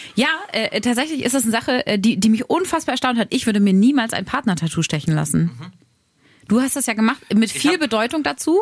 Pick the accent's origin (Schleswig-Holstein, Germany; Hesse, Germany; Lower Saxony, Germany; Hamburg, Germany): Lower Saxony, Germany; Braunschweig; moved away; meine Heimat, Heimat wird, glaube ich, immer Braunschweig sein und Mascherode, da wo meine Eltern halt wohnen und wo ich groß geworden bin